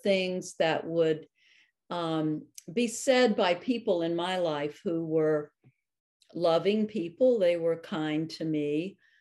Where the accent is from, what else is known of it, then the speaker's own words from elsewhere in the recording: North Carolina, United States; now in Maine, United States; I grew up in North Carolina in the 50s and 60s.